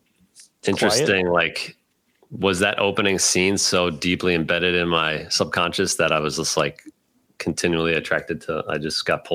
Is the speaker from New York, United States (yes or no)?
yes; New York, United States; also born or lived in Baltimore, Maryland; What I tell people is I was born in Baltimore. A lot of my family roots are there. And then I was in high school in Westchester, New York.